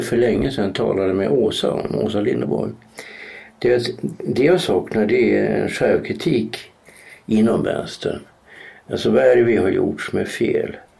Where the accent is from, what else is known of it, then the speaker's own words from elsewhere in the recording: Norrland, Sweden; moved away; jag kommer ju från Norrland